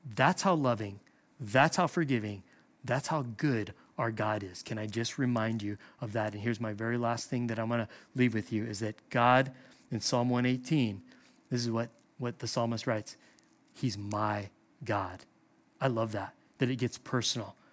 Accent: Hawaii, United States; I'm from Hawaii.

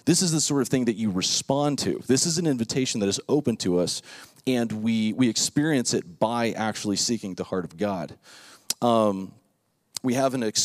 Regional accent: Lake Worth, Florida, United States; when I was growing up in Lake Worth, Florida, South Florida

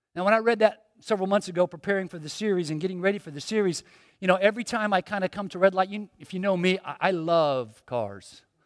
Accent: Miami, Florida, United States; I was born in Miami, grew up here

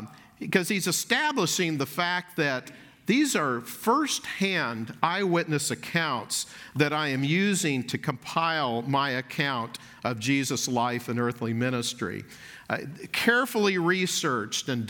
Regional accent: Dallas, Texas, United States; I grew up in Dallas, was in Dallas as an elementary school student

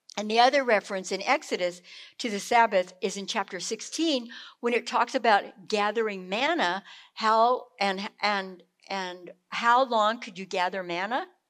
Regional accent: California, United States; moved away; also born or lived in South Carolina; growing up in California

